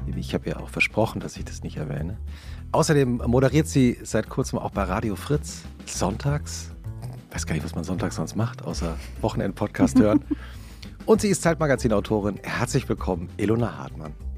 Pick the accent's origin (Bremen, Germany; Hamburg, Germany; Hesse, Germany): Hesse, Germany; Langgöns; Ich bin ja in Langgöns aufgewachsen und Langgöns ist ein, ein, ein kleine Gemeinde in Mittelhessen